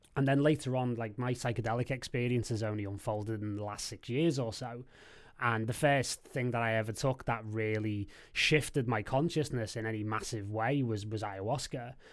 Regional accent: Liverpool, North West England, United Kingdom; I lived in Liverpool and I'm from Liverpool and I'm, I'm still here now

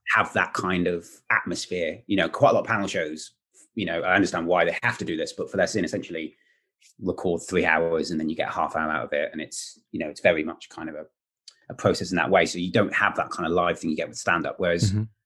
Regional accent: Wales, United Kingdom; I'm Welsh

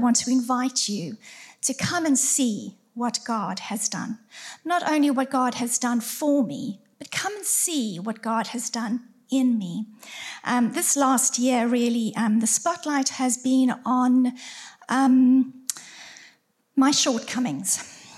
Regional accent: South Africa; moved away as an adult; also born or lived in Surrey, United Kingdom; now in Farnworth, United Kingdom; We are originally from South Africa, but we lived in Surrey for around 18 years

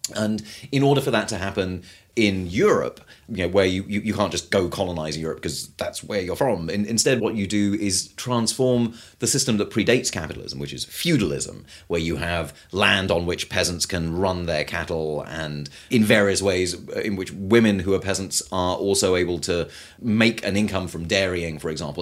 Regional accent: United Kingdom; I'm British

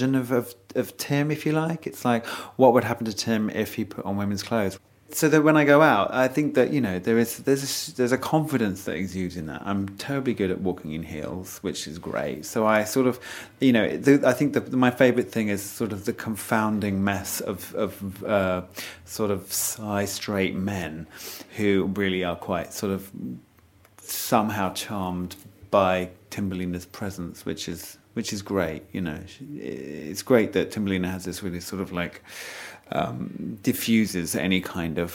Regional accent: Essex, East of England, United Kingdom; also born or lived in North Wales; I was born in North Wales. I was raised in Essex.

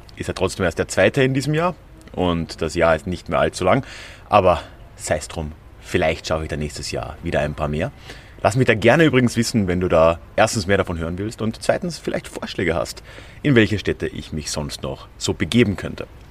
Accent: Villach, Carinthia, Austria; wo ich aufgewachsen bin, in Villach in Kärnten

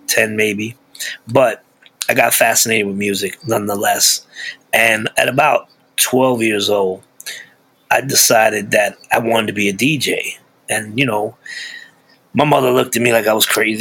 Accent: New York City, New York, United States; now in Pocono Mountains, United States; I grew up in East New York, Brooklyn, which was one of the roughest neighborhoods in Brooklyn

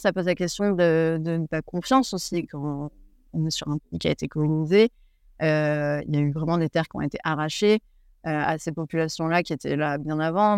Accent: France; moved away as an adult; now in New Zealand; en tant que française

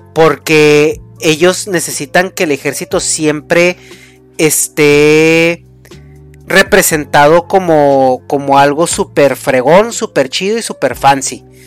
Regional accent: Mexico; soy mexicano

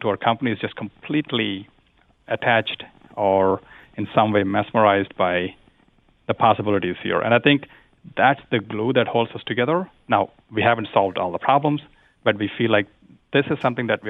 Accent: India; moved away; I grew up in India

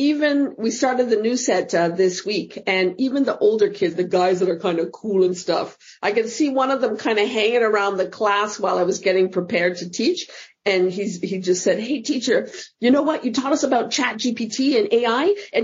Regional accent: Canada; moved away as an adult; also born or lived in Fort Lauderdale, United States / New York, United States; now in Amsterdam, Netherlands; as a kid growing up in Canada

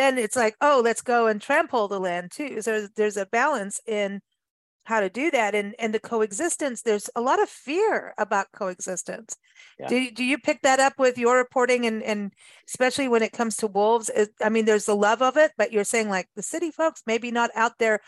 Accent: Kenya; also born or lived in South Africa; I grew up in Africa, so yeah. Out in the bush in Kenya and South Africa, and my best nights were listening to hyenas and jackals.

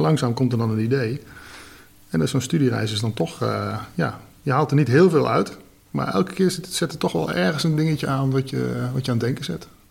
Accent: Nijmegen, Gelderland, Netherlands; Ik kom uit Nijmegen

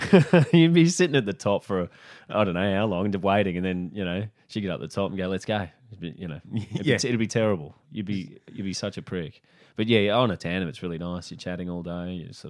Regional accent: Brisbane, Queensland, Australia; I grew up in Brisbane.

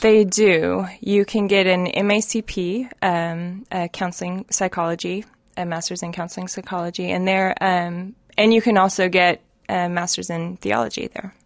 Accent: Reno, Nevada, United States; I am originally from Reno, but I always say I'm from Tahoe

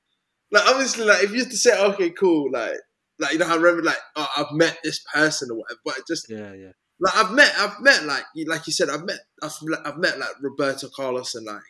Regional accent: the north of England, United Kingdom; accent: northern; like, my accent was just up north.

